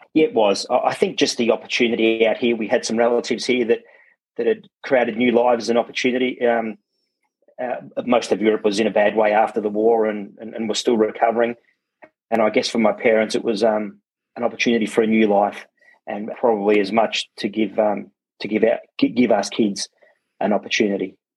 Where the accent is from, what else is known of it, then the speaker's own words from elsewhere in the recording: Werribee, Victoria, Australia; English is a second language; I was born locally in Werribee, uh, just at the old Werribee Hospital